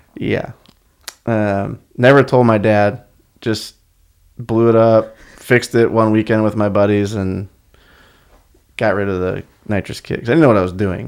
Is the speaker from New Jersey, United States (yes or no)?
no; Akron, Ohio, United States; moved away as an adult; now in California, United States; born and raised in Akron, Ohio. Well, a suburb of Akron, Ohio